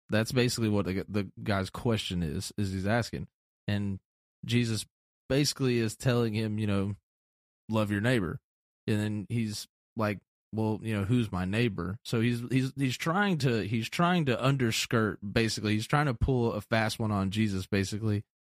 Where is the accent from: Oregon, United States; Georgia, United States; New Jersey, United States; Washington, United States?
Georgia, United States; Atlanta; moved away; also born or lived in a small town; growing up in Atlanta in the city